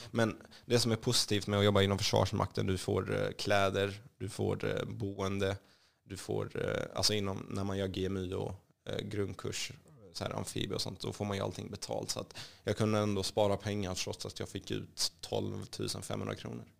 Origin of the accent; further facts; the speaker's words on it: Kallinge, Blekinge, Sweden; Swedish is a second language; moved away as an adult; also born or lived in Rosengård, Malmö; now in Stockholm, Sweden; Kallinge och eh, Blekinge är faktiskt i mitt hjärta. Det är där jag är uppvuxen